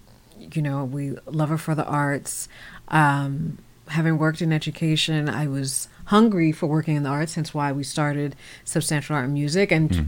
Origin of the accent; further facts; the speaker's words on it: Virginia, United States; also born or lived in New York; I grew up in Northern Virginia. I was born in New York, but I grew up in Northern Virginia.